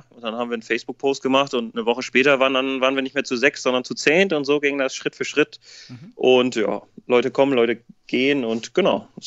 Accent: Westerstede, Lower Saxony, Germany; Ich bin gebürtiger Westersteder, das ist im Landkreis Ammerland, also ich komme aus dem Norden, äh, 20 Kilometer von Oldenburg gebürtig.

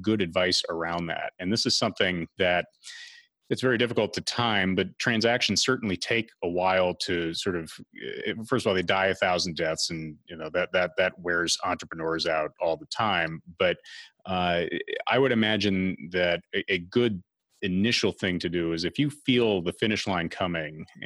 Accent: Westchester County, New York, United States; I'm from Westchester County

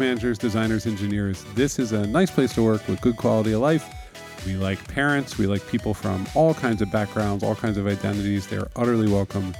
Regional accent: New York City, New York, United States; as a New Yorker

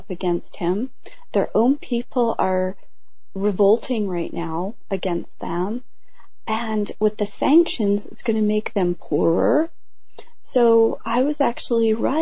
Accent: Canada; I'm Canadian

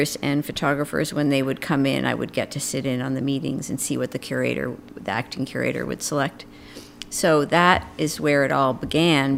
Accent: just north of Boston, Massachusetts, United States; I grew up on a dairy farm just north of Boston

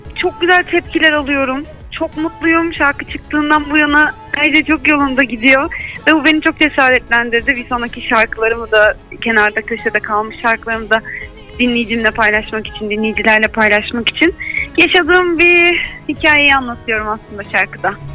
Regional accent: İzmir, Turkey; ben İzmirliyim

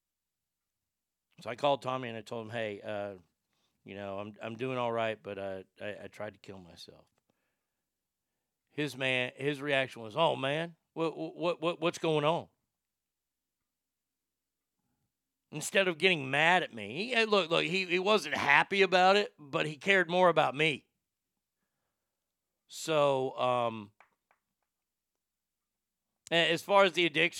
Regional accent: Texas, United States; moved away; growing up in Texas

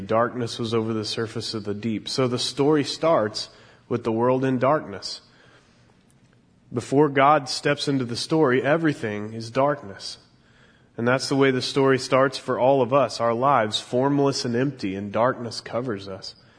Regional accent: Mission, Kansas, United States; moved away; I grew up in Mission, Kansas

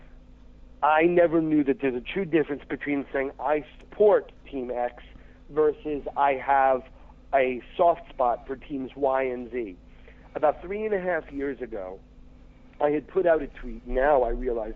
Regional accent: United States; Red Bulls are my hometown team

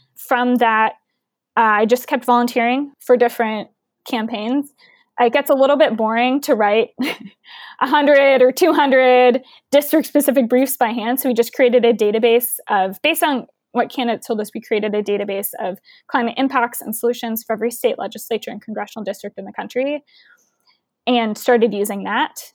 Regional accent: Houston, Texas, United States; growing up in Houston

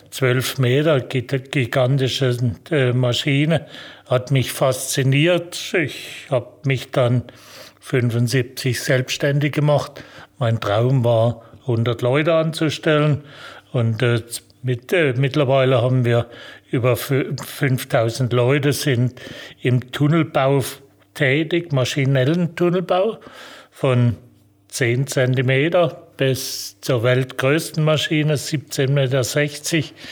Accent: Almansweier, Baden-Württemberg, Germany; Wenn Sie zurückkommen, wo ich herkomme, ich bin hier in Almansweier aufgewachsen, wo wir das Werk haben.

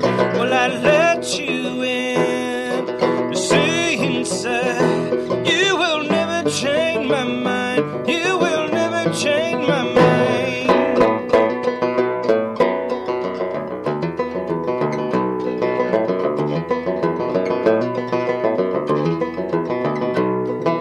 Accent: San Francisco Bay Area, California, United States; I grew up in the San Francisco Bay Area

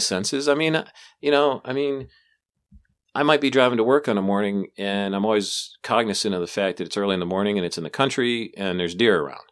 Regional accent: United States; being born and raised in America

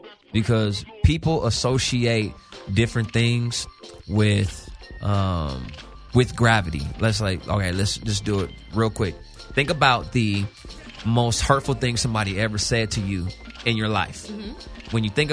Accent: Los Angeles, California, United States; I'm born and raised in Cali, South Central.

